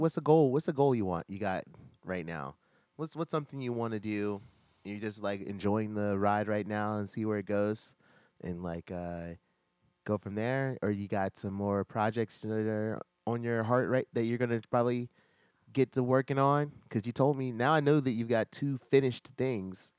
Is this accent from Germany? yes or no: no; Virginia, United States; I'm from Virginia